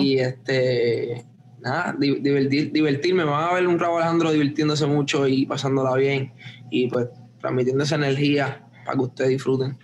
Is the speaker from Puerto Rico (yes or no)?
yes; Puerto Rico; yo me crié en Puerto Rico, so crecí con, ese sazón y ese flavor